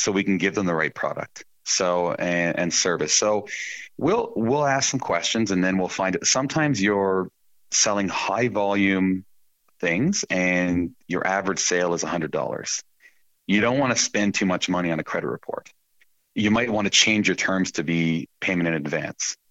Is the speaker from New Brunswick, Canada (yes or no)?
no; Quebec, Canada; moved away as an adult; also born or lived in Alberta; I'm an English Quebecer, and I had some friends living in Alberta, so I left my parents in Quebec at the age of 18